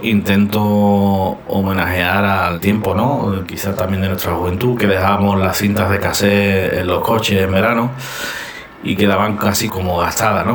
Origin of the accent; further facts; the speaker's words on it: Cádiz, Andalusia, Spain; Actualmente resido en Cádiz, de donde soy